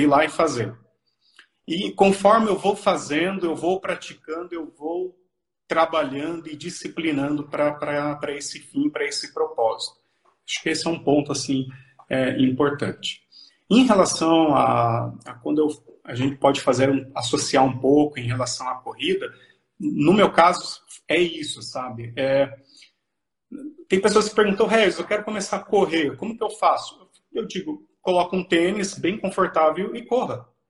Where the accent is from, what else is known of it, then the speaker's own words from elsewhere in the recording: São Paulo, Brazil; moved away as an adult; also born or lived in Catanduva, São Paulo / Mogi das Cruzes, São Paulo; now in Cascavel, Brazil; sou paulista, é, minha, minha cidade natal é Catanduva, interior de São Paulo. Me criei no interior, próximo à capital também, na Grande São Paulo